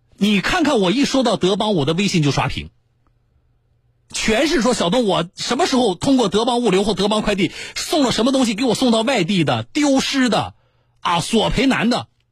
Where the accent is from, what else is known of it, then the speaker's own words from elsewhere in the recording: Jiangsu, China; 我们江苏人